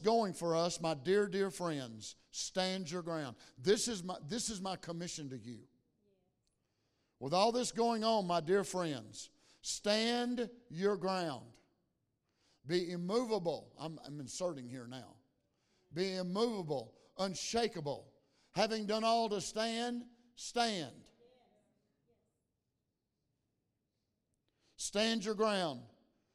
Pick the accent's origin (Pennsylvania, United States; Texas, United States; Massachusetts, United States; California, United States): Texas, United States; Saratoga; I grew up in Saratoga, Texas